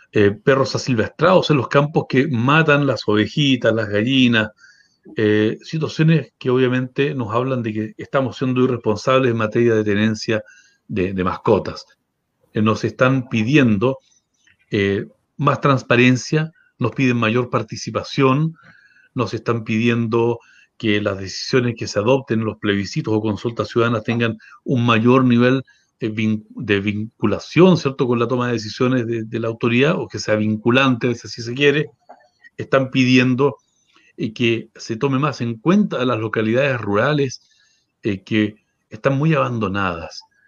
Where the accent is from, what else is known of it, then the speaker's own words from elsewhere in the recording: Valdivia, Los Ríos, Chile; moved away as an adult; now in Aysén Region, Chile; yo soy oriundo de Valdivia en estricto rigor, Llegué el año 99 a hacer mi práctica profesional